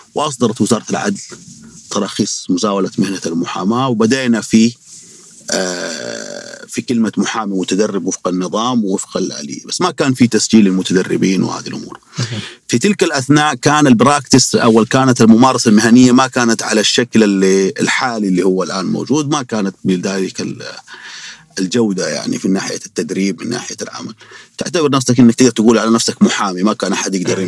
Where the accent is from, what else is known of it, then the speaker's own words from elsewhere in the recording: Saudi Arabia; عندنا في السعودية